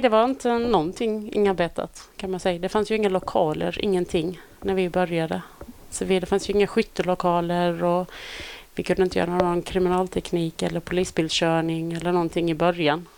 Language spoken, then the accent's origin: Swedish; Olofström, Blekinge, Sweden; moved away; Jag kommer från eh, Blekinge från mm. början. Mm. Eh, lilla Olofström